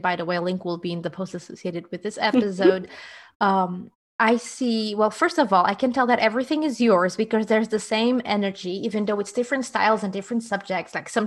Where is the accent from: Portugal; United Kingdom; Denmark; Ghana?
Portugal; I'm from Portugal